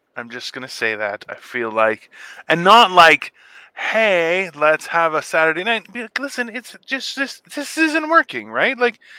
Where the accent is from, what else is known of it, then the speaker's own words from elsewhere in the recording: Canada; as a Canadian